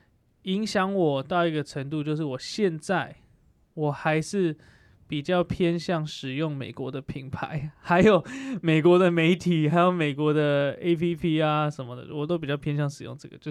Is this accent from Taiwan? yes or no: yes; Taiwan; also born or lived in United States; 我小时候是在我出生大概一个月，不是一年多，我们家就搬到美国。